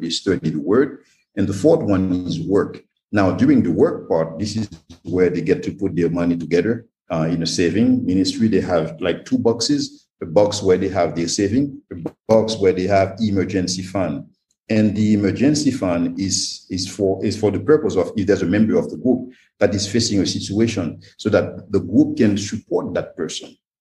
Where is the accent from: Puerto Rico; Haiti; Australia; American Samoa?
Haiti; also born or lived in Belgium / United States; I was born and raised in Haiti, yes, I was educated in Belgium, educated in the US, in other countries